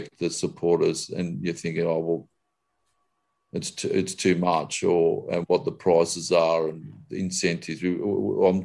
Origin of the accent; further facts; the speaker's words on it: Australia; I'm Australian